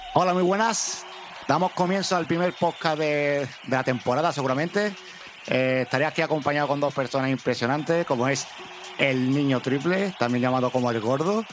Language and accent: Spanish; Seville, Andalusia, Spain; somos de Andalucía, somos parte de Sevilla, pero sobre todo andaluces. Yo siempre me quiero referir cuando voy a lo mejor afuera o lo que sea, yo soy andaluz. Más que sevillano, soy andaluz.